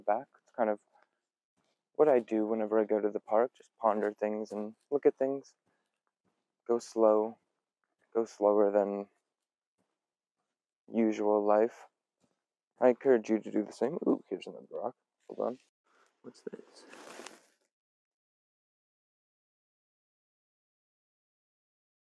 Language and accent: English; Pacific Northwest, United States; also born or lived in Belfast, Northern Ireland; I was born in Belfast, Northern Ireland. I moved to the Pacific Northwest whenever I was a couple years old. And I've been here ever since.